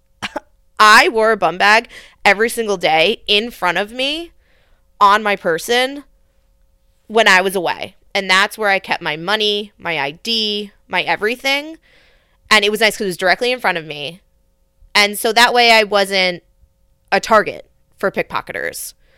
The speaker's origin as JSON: {"language": "English", "country": "United States", "said": "especially an, an American woman"}